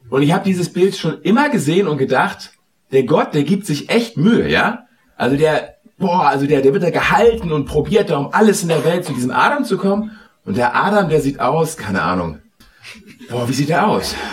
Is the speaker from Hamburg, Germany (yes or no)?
yes; Hamburg, Germany; Und ich komme aus Hamburg. Und als ich jung war, hat der HSV immer verloren.